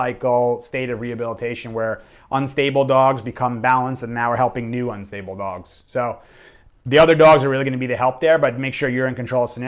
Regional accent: New York, United States; I'm from New York

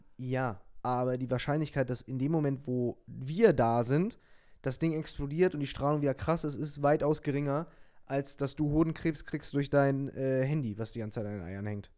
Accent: Lower Saxony, Germany; ich komme ja aus Niedersachsen und nicht weit davon ist Wolfenbüttel

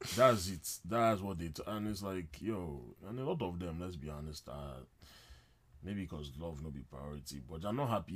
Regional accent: Nigeria; I'm a Nigerian guy

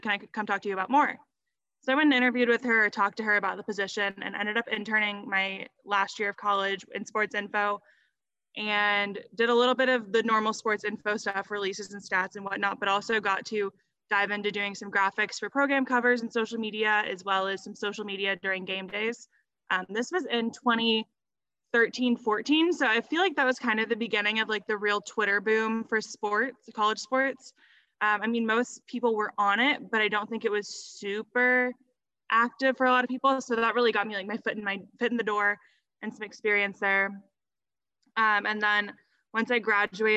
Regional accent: Texas, United States; moved away as an adult; also born or lived in Colorado; I was born in Colorado and moved shortly after I was born to Texas

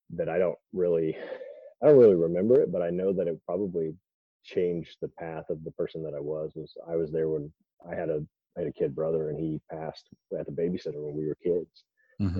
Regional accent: Idaho, United States; I grew up in Idaho where bodybuilding.com was founded

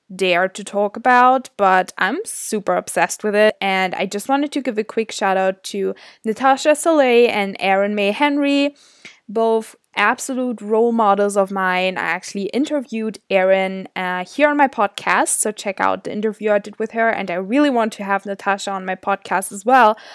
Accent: Germany; was born and raised in Germany, in a really small town.

